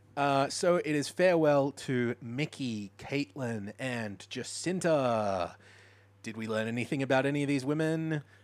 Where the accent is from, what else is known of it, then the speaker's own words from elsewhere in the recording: Mooloolaba, Queensland, Australia; near where I grew up in Moolombah